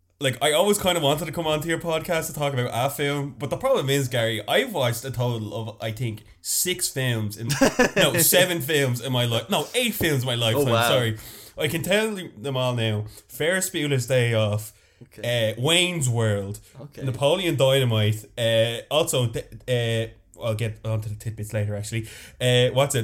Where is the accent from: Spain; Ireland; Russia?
Ireland; Dublin, Leinster; I am the first homegrown baby. I'm from Northside